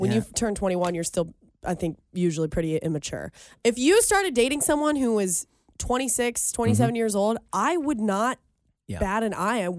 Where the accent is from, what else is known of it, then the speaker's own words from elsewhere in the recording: Colerain Township, Ohio, United States; We're not from anywhere. We're just from Colerain.